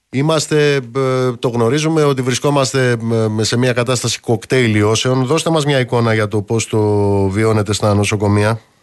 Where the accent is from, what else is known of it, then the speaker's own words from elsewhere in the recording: Amaliada, Western Greece, Greece; στην Αμαλιάδα, κάτω στην Κουρούτα, στην πατρίδα μου